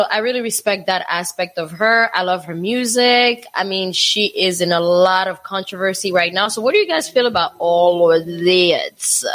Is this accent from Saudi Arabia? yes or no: no; DR Congo; now in United States; I moved to the United States when I was um t- uh 2001. So I grew up in Africa